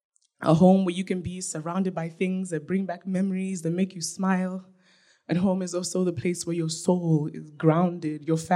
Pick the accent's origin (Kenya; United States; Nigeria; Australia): Nigeria; now in Canada; I don't just love being Black. I love being Nigerian. I love being African. I love being an African woman. I love that I get to learn about my own culture.